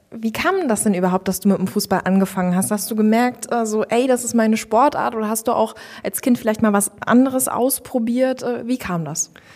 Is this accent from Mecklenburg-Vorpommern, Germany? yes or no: yes; Stralsund, Mecklenburg-Vorpommern, Germany; now in Rostock, Germany; meine Heimatstadt Stralsund. Bin ich geboren und aufgewachsen und dann hat es mich irgendwann ja dann nach Rostock gezogen